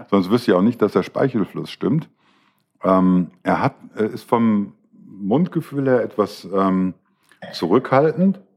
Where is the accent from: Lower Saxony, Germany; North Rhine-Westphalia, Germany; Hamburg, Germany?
North Rhine-Westphalia, Germany; Düsseldorf; born there; bin ja geborener Düsseldorfer, wie ich schon des Öfteren gesagt habe.